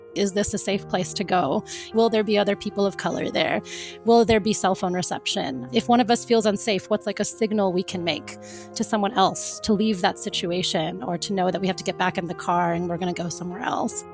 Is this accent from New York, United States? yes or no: no; Florida, United States; moved away; also born or lived in Cape Town; I grew up in Florida